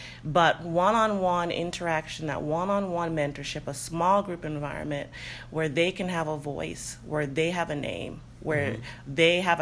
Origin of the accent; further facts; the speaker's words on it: South Florida, United States; now in North Carolina, United States; I grew up in South Florida, so I'm in North Carolina